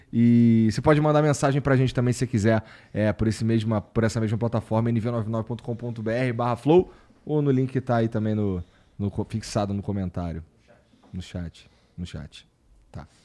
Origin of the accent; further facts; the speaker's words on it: Rio Branco, Acre, Brazil; moved away as an adult; now in São Paulo, Brazil; Eu sou de Rio Branco